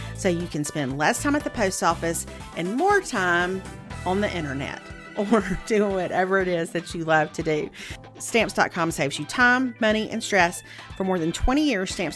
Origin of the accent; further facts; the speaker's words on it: Meridian, Mississippi, United States; now in Alabama, United States; I grew up in Mississippi